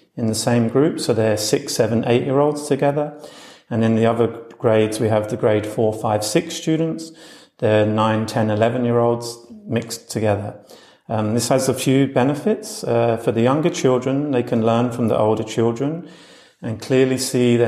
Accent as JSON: {"language": "English", "region": "London", "country": "United Kingdom", "also_born_or_lived": "Australia / United States", "moved": "as an adult", "lives_now": "Berlin, Germany", "said": "I previously lived and worked as a teacher in Australia, America and England, where I'm from London."}